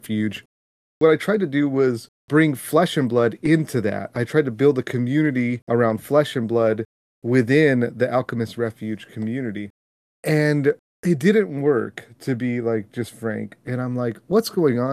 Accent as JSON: {"language": "English", "region": "California", "country": "United States", "tie": "born or raised there", "said": "I grew up in California, so one of the big things growing up was going to Disneyland."}